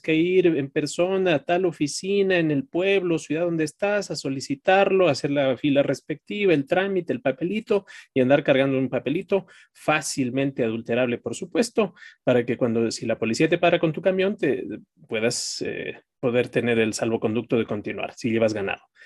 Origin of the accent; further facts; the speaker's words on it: Ecuador; En mi país, en Ecuador